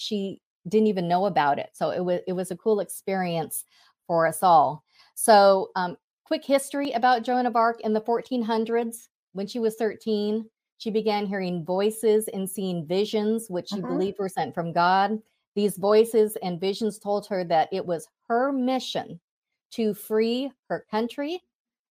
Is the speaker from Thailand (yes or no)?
yes; Thailand; moved away; I'm from Asia, I'm from Thailand